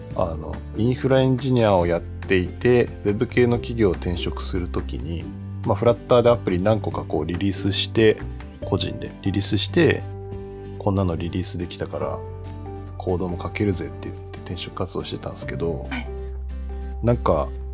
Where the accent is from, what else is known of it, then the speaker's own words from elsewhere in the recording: Fukuoka, Japan; moved away; 私福岡出身